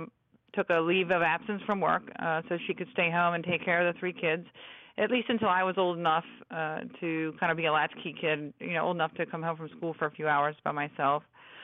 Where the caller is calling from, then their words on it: Washington, District of Columbia, United States; I'm calling in from the Washington area. Yes, I am.